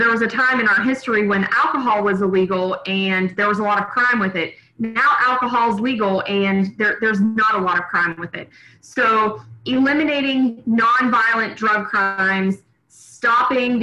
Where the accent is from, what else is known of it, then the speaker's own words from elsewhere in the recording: Buchanan, United States; I ran the Buchanan Community Theater here in my hometown for many, many years